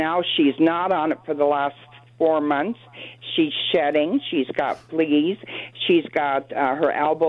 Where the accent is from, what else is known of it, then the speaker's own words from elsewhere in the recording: Canada; also born or lived in Windsor, Ontario; I'm Canadian.